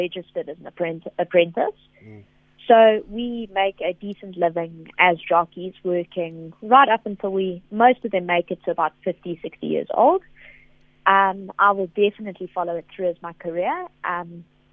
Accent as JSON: {"language": "English", "area": "Somerset", "region": "KwaZulu-Natal", "country": "South Africa", "tie": "born or raised there", "said": "I'm born and raised in Somerset in KZN"}